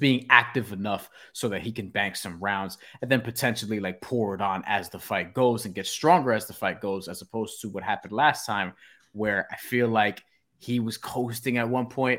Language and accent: English; New York City, New York, United States; I'm from Ridgewood, New York City